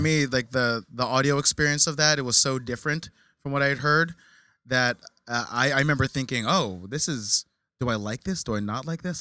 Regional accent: New Jersey, United States; I grew up in Jersey.

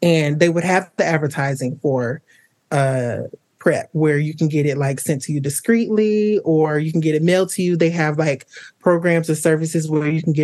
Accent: Atlanta, Georgia, United States; now in Chicago, United States; I'm originally from Atlanta, Georgia, but I currently live in Chicago, Illinois.

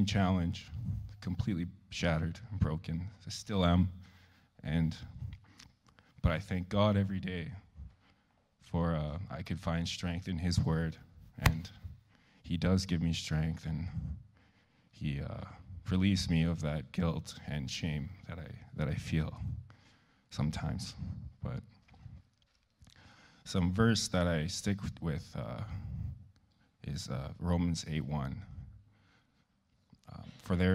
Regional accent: Lorette, Manitoba, Canada; I'm from Lorette, Manitoba.

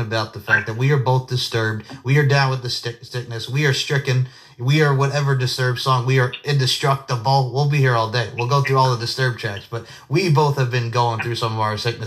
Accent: Long Island, New York, United States; moved away; it was great to be back on Long Island, get to visit my best friend, Steve Nicoforo, my family

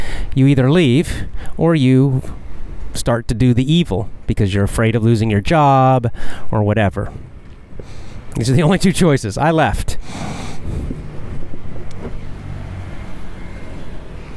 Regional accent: United States; I'm American, so we learned American history

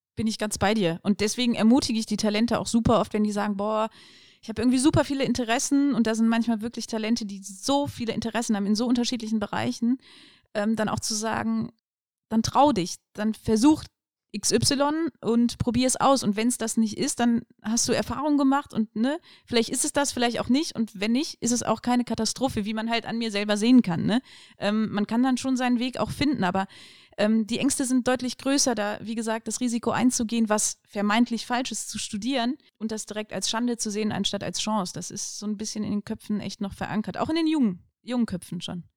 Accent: Aachen, North Rhine-Westphalia, Germany; also born or lived in Cologne / Düsseldorf; Bin in Aachen geboren. Ähm, meine Eltern sind aus Polen gekommen. Und ja, genau, klassische Schullaufbahn durchlaufen

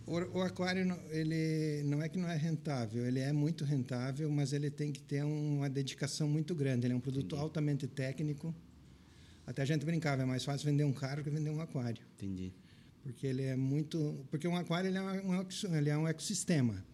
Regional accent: Verê, Paraná, Brazil; accent: Paraná; moved away; also born or lived in Pelotas, Rio Grande do Sul / United States / Grão-Pará, Santa Catarina; Eu e meus irmãos nascemos no Paraná.

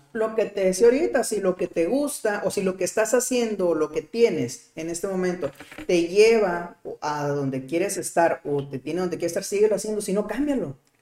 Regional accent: Mexico; como mexicano

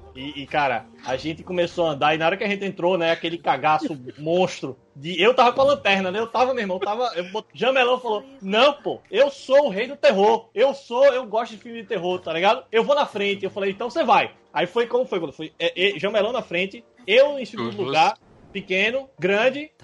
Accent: Northeast Brazil, Brazil; Pra nós aqui que somos nordestinos

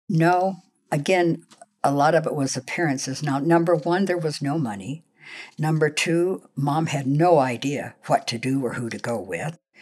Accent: Los Angeles, California, United States; also born or lived in Oklahoma; I was born in Oklahoma at my grandfather's farm, and, uh, then I moved to Los Angeles when we were two, and I was raised in the Los Angeles area

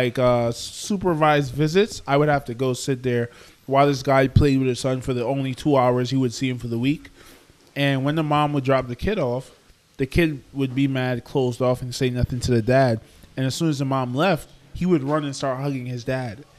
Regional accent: Trinidad & Tobago; I'm from Trinidad, bro. That's where I come from

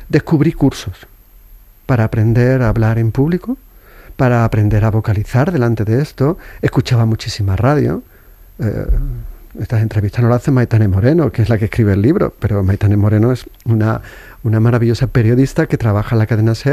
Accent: Seville, Andalusia, Spain; yo soy andaluz, podría hablar a una velocidad de vértigo, incluso comerme las palabras en Triana, que es donde me he criado, y me entenderían

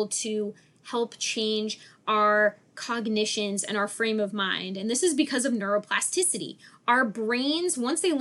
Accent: Dover, New Hampshire, United States; I'm from Dover, New Hampshire

